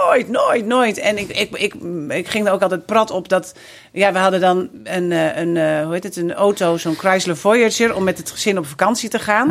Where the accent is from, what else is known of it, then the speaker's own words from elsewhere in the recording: Drachten, Friesland, Netherlands; moved away as an adult; also born or lived in Amsterdam; now in Friesland, Netherlands; ik ben geboren en getogen in Drachten